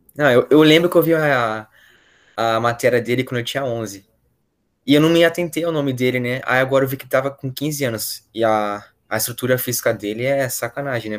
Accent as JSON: {"language": "Portuguese", "town": "Valinhos", "region": "São Paulo", "country": "Brazil", "moved": "yes", "said": "eu sou de Valinhos"}